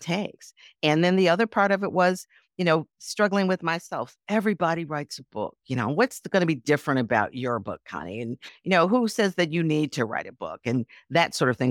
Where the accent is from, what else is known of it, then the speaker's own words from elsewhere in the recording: Milwaukee, Wisconsin, United States; moved away; also born or lived in Chicago; even as a little girl growing up in Milwaukee as a Girl Scout